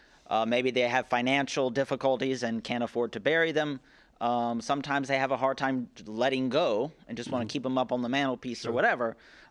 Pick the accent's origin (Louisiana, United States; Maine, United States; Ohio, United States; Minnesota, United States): Louisiana, United States; Lake Charles; Lake Charles, Louisiana.